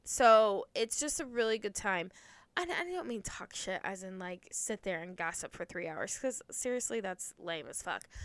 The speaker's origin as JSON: {"language": "English", "region": "Ohio", "country": "United States", "tie": "born or raised there", "moved": "yes", "lives_now": "Indiana, United States", "said": "I grew up in Ohio, but I grew up near the Indiana state line, hence why I live in Indiana"}